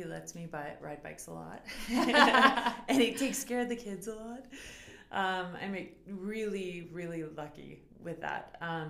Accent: Beaverlodge, Alberta, Canada; Beaverlodge, Alberta.

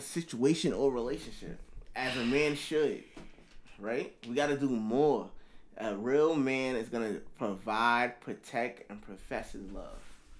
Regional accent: New York City, New York, United States; I'm from Brooklyn.

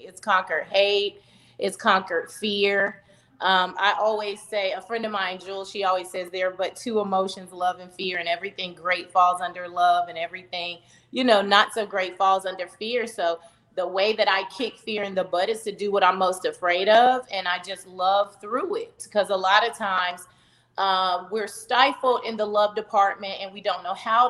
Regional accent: Charlotte, North Carolina, United States; I'm originally from Charlotte, North Carolina, born and raised

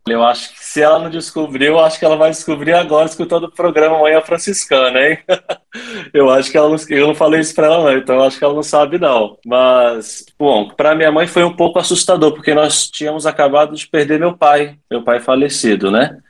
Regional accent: Vila Velha, Espírito Santo, Brazil; moved away as an adult; also born or lived in Petrópolis; eu sou natural lá de Vila Velha, do Espírito Santo

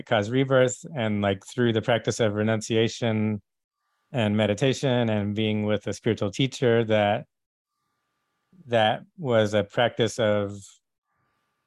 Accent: Texas, United States; I grew up in Texas

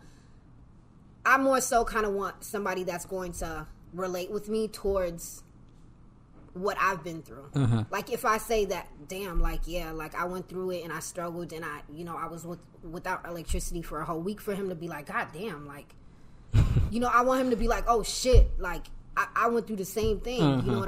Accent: Kennewick, Washington, United States; I'm from Washington. Washington State, Kenwick.

